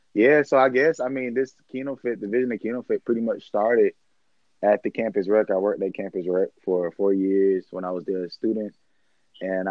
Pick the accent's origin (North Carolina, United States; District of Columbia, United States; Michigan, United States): North Carolina, United States; Raleigh; I'm from Raleigh, North Carolina